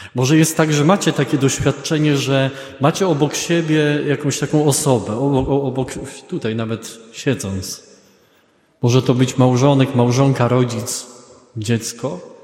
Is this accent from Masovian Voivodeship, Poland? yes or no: no; Greater Poland, Poland; ja jestem z Wielkopolski